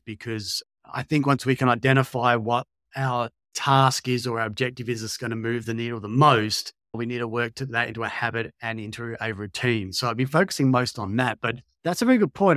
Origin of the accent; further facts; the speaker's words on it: Australia; moved away as an adult; also born or lived in Sweden; worked there as an Aussie personal trainer